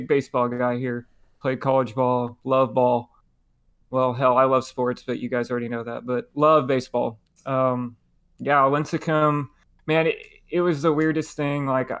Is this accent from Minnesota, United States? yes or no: no; Arlington, Texas, United States; moved away as an adult; now in San Diego, United States; I grew up in Arlington, okay, Arlington High School.